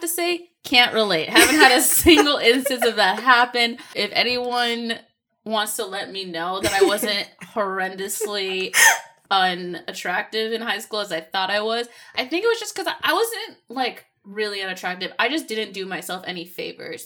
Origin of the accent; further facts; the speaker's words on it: Seattle, Washington, United States; I'm originally from Seattle, Washington, and here we are in Seattle, Washington